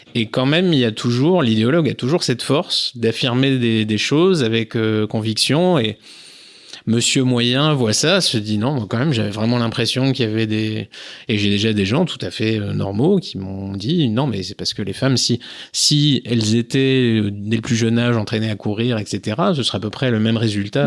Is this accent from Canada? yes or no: no; Jura, Bourgogne-Franche-Comté, France; moved away; also born or lived in Nord, near the Belgian border; je suis originaire du Jura. Maintenant je vis dans le Nord, près de la frontière belge.